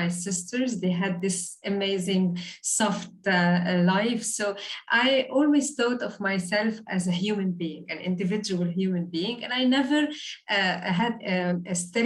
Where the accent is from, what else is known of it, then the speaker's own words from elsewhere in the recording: Beirut, Beirut Governorate, Lebanon; moved away as an adult; now in Dubai, United Arab Emirates; I'm originally from Beirut, from Lebanon. And today I'm living in the beautiful city of Dubai